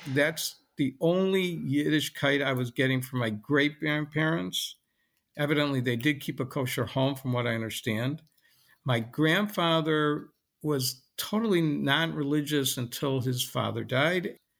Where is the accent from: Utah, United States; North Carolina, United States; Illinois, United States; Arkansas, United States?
Illinois, United States; Lincolnwood; also born or lived in Chicago; I was born in Chicago and never really left Chicago. I grew up in Lincolnwood, Illinois, which is a suburb of Chicago